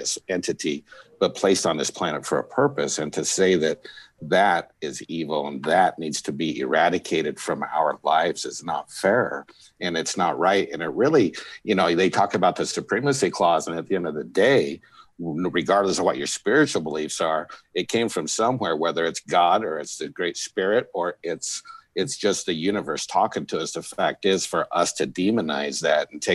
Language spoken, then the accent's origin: English; southern Alaska, United States; moved away; also born or lived in Bakersfield, California; I grew up in Alaska in a small town in southern Alaska.